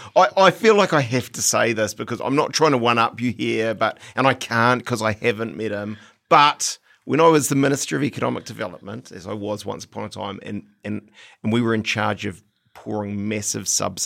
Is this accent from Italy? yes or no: no; New Zealand; You know, I don't like, because I'm a Kiwi, yeah.